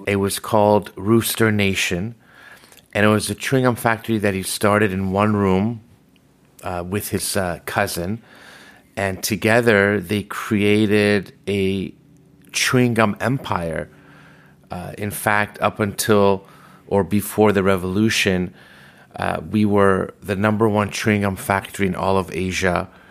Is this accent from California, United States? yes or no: yes; Los Angeles, California, United States; also born or lived in Tehran, Iran; I was born in Tehran, Iran, and led to us immigrating to the United States, specifically Los Angeles, in nineteen seventy-eight.